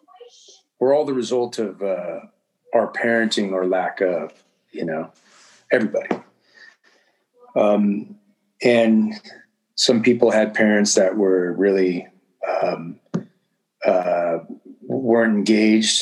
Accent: Southern California, United States; I come from Southern California and I mean, you know, in the neighborhood and in the culture I grew up in, I mean, you were learning the word rad from the age of seven.

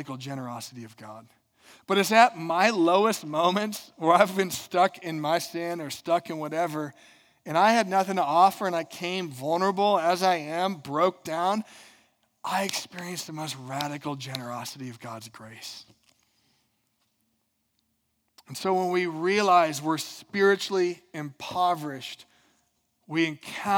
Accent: Minnesota, United States; I'm from Minnesota

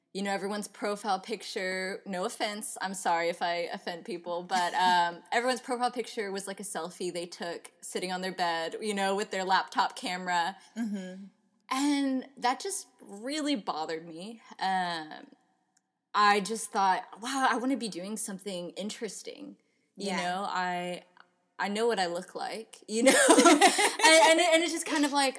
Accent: Houston, Texas, United States; I'm from the Houston area

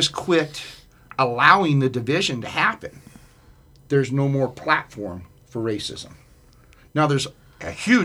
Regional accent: Denver, Colorado, United States; I grew up in Montbello with a single mom

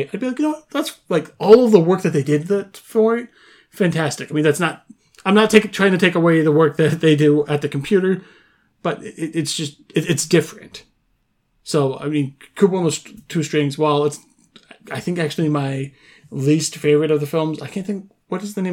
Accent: Wisconsin, United States; moved away; I'm born and raised in Wisconsin, obviously not living there now

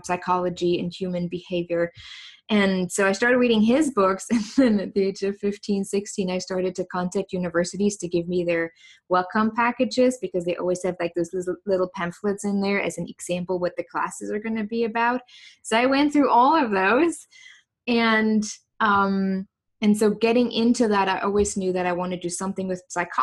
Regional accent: East Germany, Germany; English is a second language; moved away as an adult; now in United States; I grew up in East Germany, so that was the former DDR

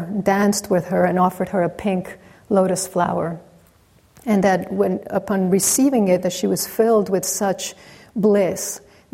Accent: Mexico; growing up in Mexico, where really every corner there's a church

